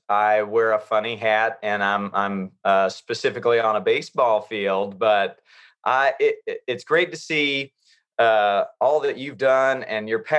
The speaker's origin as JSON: {"language": "English", "region": "North Carolina", "country": "United States", "tie": "born or raised there", "said": "growing up in North Carolina"}